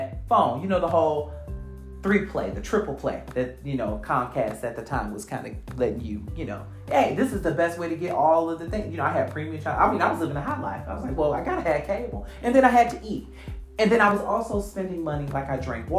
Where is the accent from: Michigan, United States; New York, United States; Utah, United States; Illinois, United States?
Michigan, United States